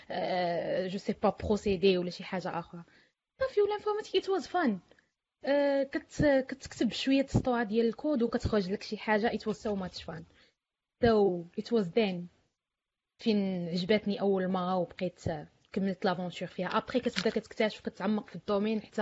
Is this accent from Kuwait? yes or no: no; Khouribga, Béni Mellal-Khénifra, Morocco; انا من مدينه اللي هي صغيره من خريبكا ما كاين لا انفورماتيك لا والو